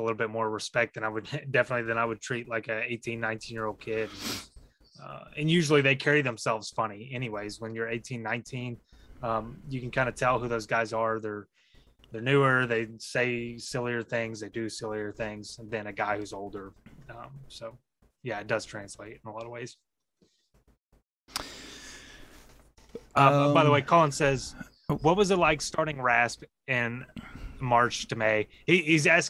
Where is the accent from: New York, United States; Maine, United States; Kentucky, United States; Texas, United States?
Texas, United States; I grew up in Texas